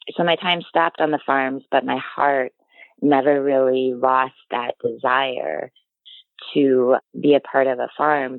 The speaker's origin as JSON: {"language": "English", "region": "Illinois", "country": "United States", "tie": "born or raised there", "moved": "yes", "lives_now": "Wisconsin, United States", "said": "I grew up in Illinois"}